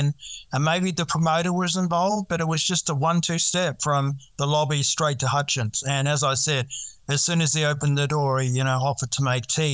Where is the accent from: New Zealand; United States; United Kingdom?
New Zealand; now in Australia; I am from New Zealand, grew up in New Zealand, came over in the 90s